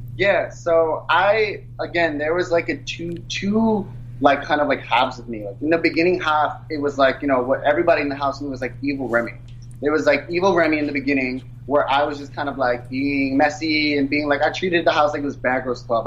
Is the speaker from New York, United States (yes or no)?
yes; New York City, New York, United States; I'm from New York City. I'm born and raised